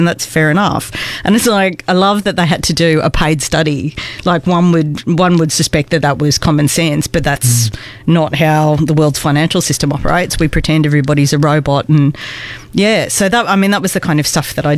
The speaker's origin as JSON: {"language": "English", "town": "Wollongong", "region": "New South Wales", "country": "Australia", "also_born_or_lived": "Melbourne", "moved": "as an adult", "said": "I'm originally from Sydney, Wollongong"}